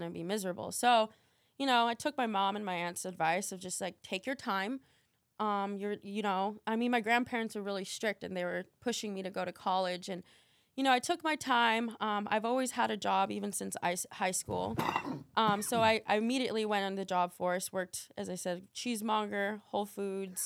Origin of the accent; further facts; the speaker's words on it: Albuquerque, New Mexico, United States; now in Miami, United States; I live in Miami, but I was born in Albuquerque, New Mexico